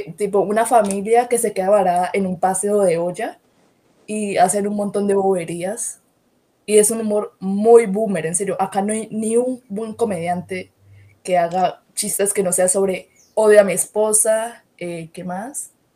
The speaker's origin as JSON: {"language": "Spanish", "town": "Cali", "region": "Valle del Cauca", "country": "Colombia", "accent": "half Buenaventura with Cali, with the rest of the Valle", "said": "Yo especialmente como colombiano"}